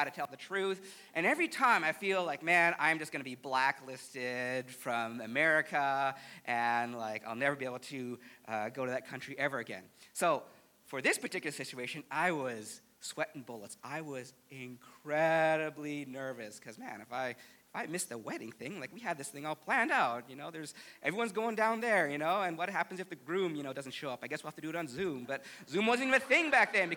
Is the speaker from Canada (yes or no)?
yes; Canada; me, as a Canadian